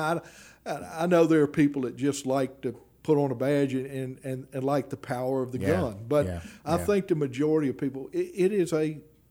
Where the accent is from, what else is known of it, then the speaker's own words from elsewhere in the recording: Baton Rouge, Louisiana, United States; And I spent a tremendous amount of time in North Baton Rouge during my – I grew up in North